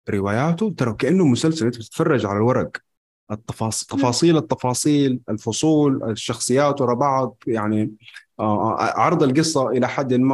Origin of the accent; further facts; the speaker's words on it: Mecca, Makkah Province, Saudi Arabia; من مكة